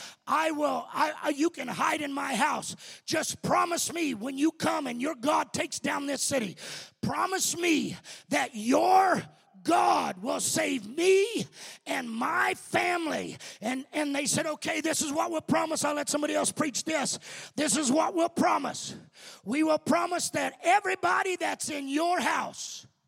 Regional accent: Colorado, United States; I come from Colorado

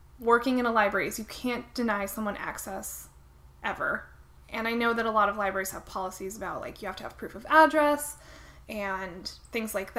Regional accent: outside of Salt Lake City, Utah, United States; moved away; I'm from Salt Lake City, I'm from outside of Salt Lake City, Utah. But today I'm going to claim it because I lived there for a long time

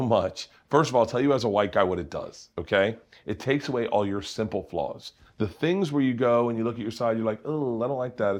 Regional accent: Florida, United States; moved away; also born or lived in New York; I grew up in Florida.

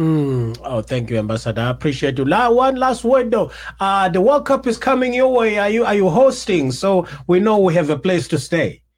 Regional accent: South Africa; also born or lived in America; now in United States; as a South African who is living outside the country

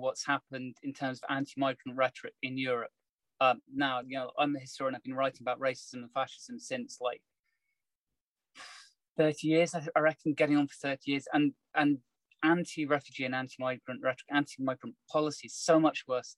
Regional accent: United Kingdom; I'm very Brit in my perspective.

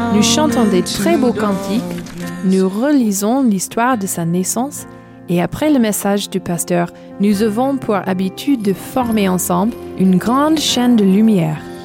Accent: southern California, United States; Bienvenue chez moi aux États-Unis, dans le sud de la Californie

